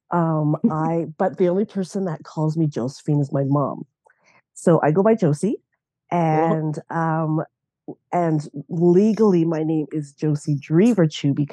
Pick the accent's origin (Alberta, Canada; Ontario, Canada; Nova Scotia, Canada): Alberta, Canada; Lacombe; also born or lived in Banff, Alberta / Red Deer, Alberta; I grew up in Lacombe, Alberta. So I was born in Banff.